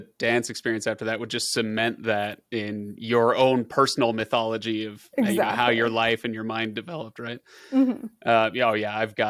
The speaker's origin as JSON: {"language": "English", "town": "Chicago", "region": "Illinois", "country": "United States", "said": "Oh, you're from Carthage. I'm from Chicago."}